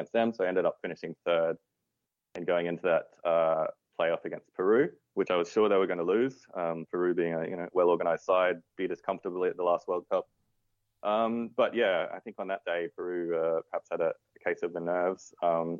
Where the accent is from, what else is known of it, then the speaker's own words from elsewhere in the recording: Australia; also born or lived in Argentina; I was born in Australia. I grew up here of Italian origin.